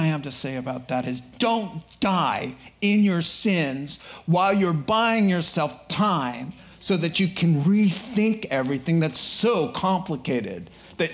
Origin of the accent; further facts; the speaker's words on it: Boston, Massachusetts, United States; I'm from Boston